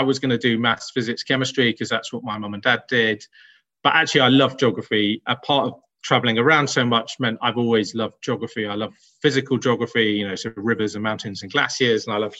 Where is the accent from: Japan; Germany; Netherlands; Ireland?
Netherlands; born there; I was born in Holland, and that's important because I was born below sea level.